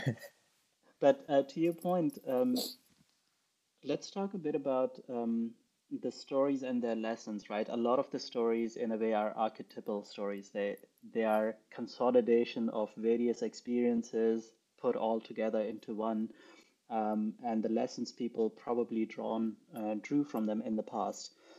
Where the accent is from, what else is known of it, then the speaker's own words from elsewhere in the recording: Pakistan; moved away; I grew up in Pakistan. I did not grow up with these fairy tales.